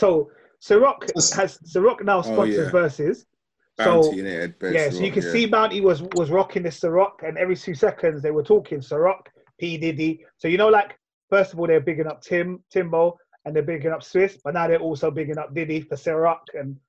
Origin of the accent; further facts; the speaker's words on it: Kingston, Jamaica; No, I'm from Kingston, man. I'm from Kingston.